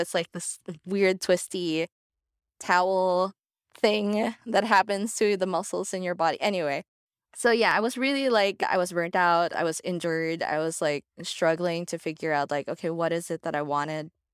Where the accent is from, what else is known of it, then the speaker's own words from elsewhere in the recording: Manila, Metro Manila, Philippines; moved away as an adult; now in Los Angeles, United States; I'm from Manila, Philippines, but I've been living in Los Angeles since twenty sixteen.